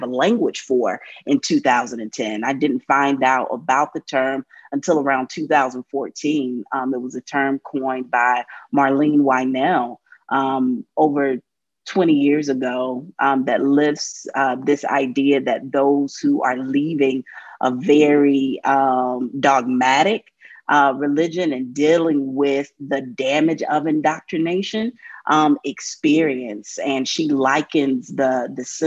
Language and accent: English; North Carolina, United States; born or raised there